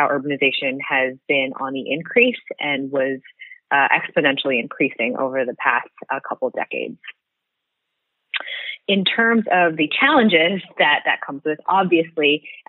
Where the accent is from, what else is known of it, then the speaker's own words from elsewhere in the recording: United States; also born or lived in New Jersey / Taiwan (parents); now in San Francisco, United States; I grew up in New York and New Jersey. My parents are immigrants from Taiwan